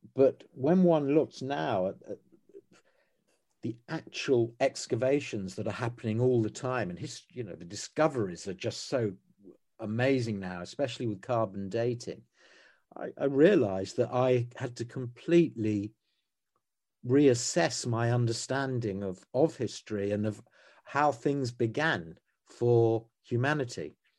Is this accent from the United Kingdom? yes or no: yes; United Kingdom; as British people on this island